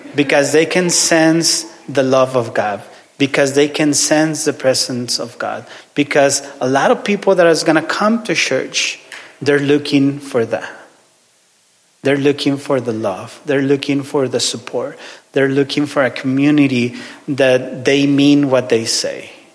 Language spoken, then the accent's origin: English; Ciudad Juárez, Chihuahua, Mexico; English is a second language; moved away; I'm from Ciudad Juarez, which is border city with El Paso, Texas.